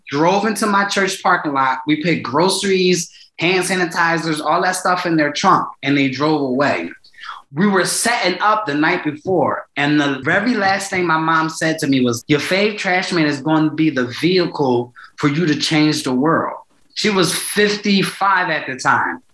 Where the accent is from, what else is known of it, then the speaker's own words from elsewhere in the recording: Philadelphia, Pennsylvania, United States; I'm from North, right by Temple's campus.